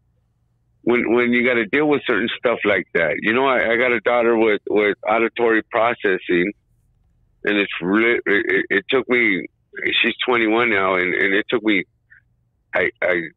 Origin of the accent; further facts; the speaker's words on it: Highland Park, United States; I grew up in Highland Park